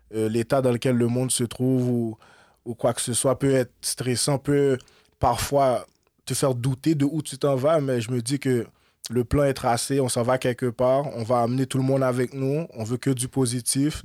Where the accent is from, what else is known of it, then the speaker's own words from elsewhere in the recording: Montreal, Quebec, Canada; Moi, je suis né à Montréal en 1991. Je grandis, grandis à Montréal.